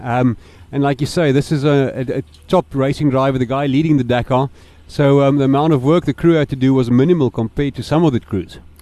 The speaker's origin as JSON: {"language": "English", "country": "South Africa", "said": "the cars that we develop in South Africa"}